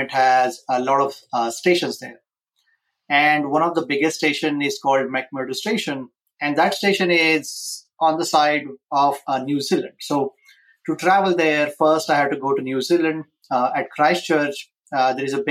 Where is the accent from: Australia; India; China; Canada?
India; moved away as an adult; now in United States; I was born and raised in India